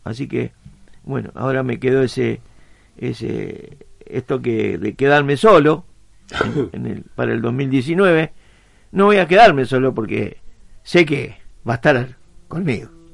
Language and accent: Spanish; San Juan, Argentina; now in Berisso, Argentina; Soy sanjuanino